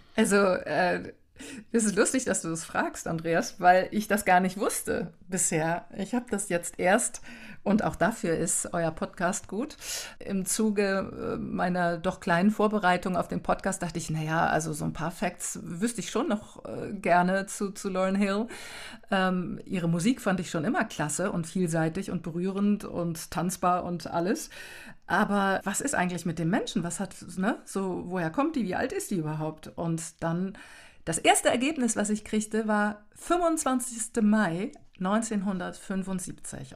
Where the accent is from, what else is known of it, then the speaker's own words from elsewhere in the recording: Germany; also born or lived in Canada; mit meinem kanadischen Hintergrund, aber auch in Deutschland ja sozialisiert. Ich denke, ich habe auch keinen Akzent oder sowas.